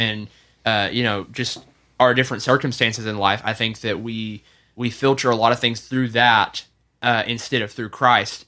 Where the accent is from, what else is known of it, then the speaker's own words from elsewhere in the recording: the South, United States; growing up in the South